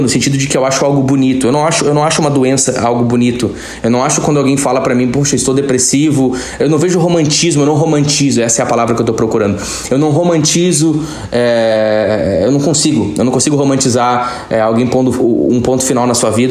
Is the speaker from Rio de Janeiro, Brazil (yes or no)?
no; Campo Bom, Rio Grande do Sul, Brazil; Eu estou falando diretamente da minha cidade natal, Campo Bom, no Vale dos Sinos, estado do Rio Grande do Sul, no Brasil